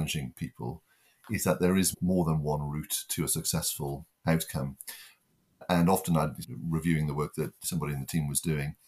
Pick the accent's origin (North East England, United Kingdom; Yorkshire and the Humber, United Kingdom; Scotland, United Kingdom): North East England, United Kingdom; the North East; moved away; I'm originally from the Northeast, and the first generation to go to university